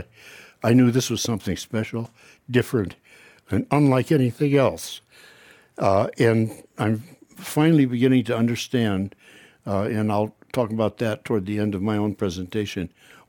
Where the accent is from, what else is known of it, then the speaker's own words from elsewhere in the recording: Washington, United States; because I grew up on Puget Sound, in the middle of old growth, or actually second growth.